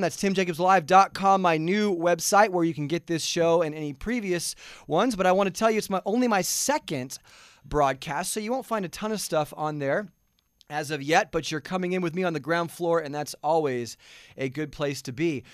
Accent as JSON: {"language": "English", "region": "Southern California", "country": "United States", "moved": "yes", "lives_now": "Goodyear, Arizona, United States", "said": "I'm originally from Southern California"}